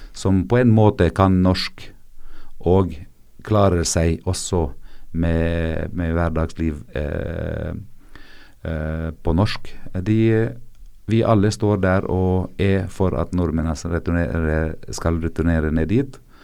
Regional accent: South Governorate, Lebanon; Norwegian is a second language; jeg libaneser, så jeg har vært der helt siden eh, mandatet egentlig

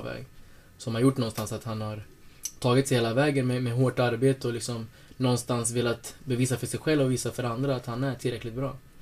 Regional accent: Norrköping, Östergötland, Sweden; moved away as an adult; also born or lived in Lycksele / Åsele; now in Sundsvall, Sweden; jag är uppvuxen i Norrköping

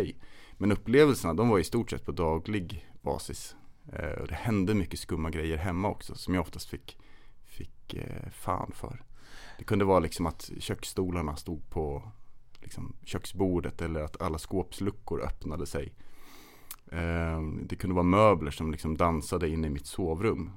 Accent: Kolmården, Östergötland, Sweden; also born or lived in Stockholm; där jag växte upp utanför Kolmårdens urskogar, eller i Kolmårdens urskogar kan man säga

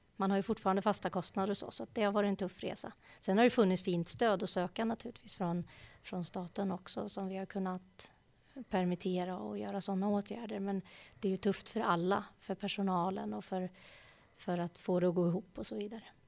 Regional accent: Eskilstuna, Södermanland, Sweden; Jag är ju uppvuxen här i Eskilstuna, eller strax utanför Eskilstuna, på en, en liten gård

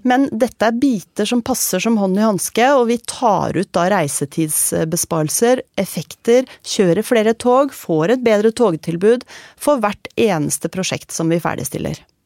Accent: Tønsberg, Vestfold, Norway; jeg er fra Tønsberg

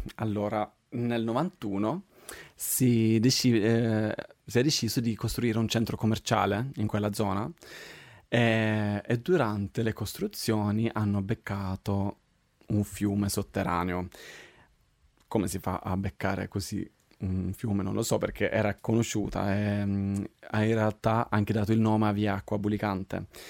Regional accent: Sweden; moved away as an adult; now in Rome, Italy; io sono svedese, vengo dall'estremo Roma Nord, cioè la Svezia, però adesso vivo qua da sei anni

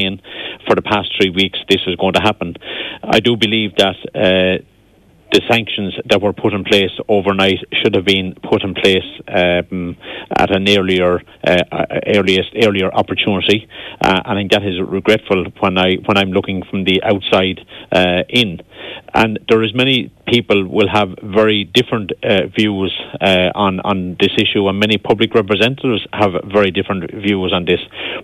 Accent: Ireland; we as Irish people

